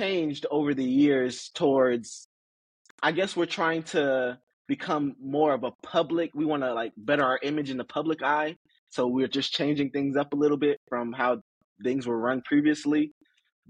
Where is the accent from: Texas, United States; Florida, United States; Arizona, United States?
Florida, United States; Boynton Beach; also born or lived in Tallahassee, Florida; growing up in Boynton Beach